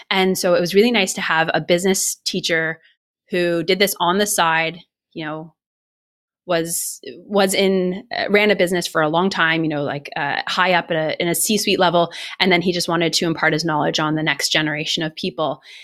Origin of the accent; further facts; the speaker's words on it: Ottawa, Ontario, Canada; moved away as an adult; also born or lived in Los Angeles / Colorado; I'm from Canada originally. I'm from Ottawa, and I moved from Ottawa to, uh, Los Angeles when I was ni-, when I was nineteen years old